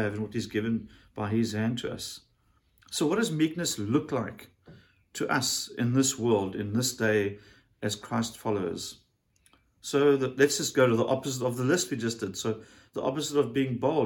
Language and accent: English; South Africa; as a South African